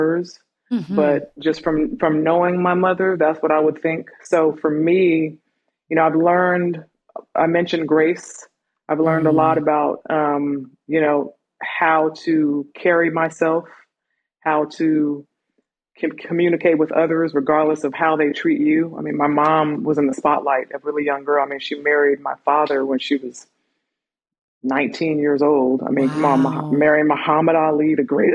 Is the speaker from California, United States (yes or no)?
yes; California, United States; moved away as an adult; also born or lived in Miami Beach, Florida; now in Georgia, United States; We moved to California, and that's pretty much where I was raised